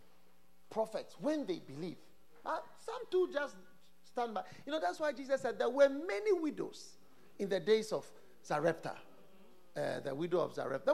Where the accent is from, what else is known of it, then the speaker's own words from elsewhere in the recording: Ghana; as a Ghanaian, as a half caste